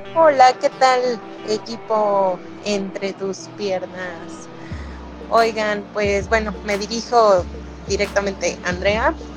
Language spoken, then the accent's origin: Spanish; Poza Rica, Veracruz, Mexico; yo soy de Poza Rica